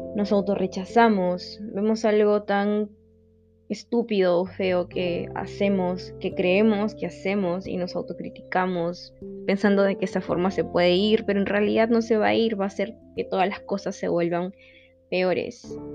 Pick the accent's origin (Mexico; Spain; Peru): Peru; Lima; soy de Lima, Perú